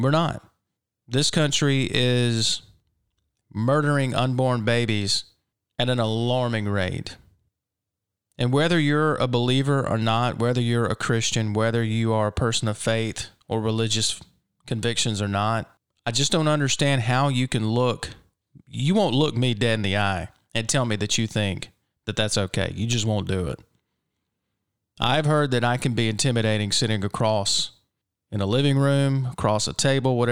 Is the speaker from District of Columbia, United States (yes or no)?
no; Mississippi, United States; my home state here in Mississippi